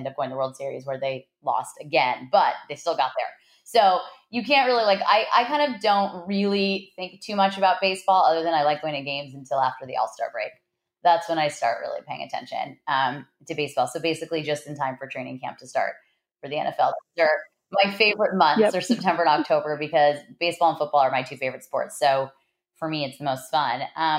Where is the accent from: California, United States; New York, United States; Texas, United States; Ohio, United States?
California, United States; Los Angeles; I am an LA Dodgers fan as I grew up in Los Angeles.